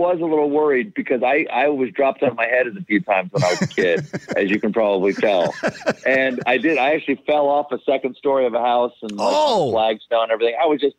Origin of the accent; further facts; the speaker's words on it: South Carolina, United States; The street I grew up in South Carolina was on a little pond that had alligators in it.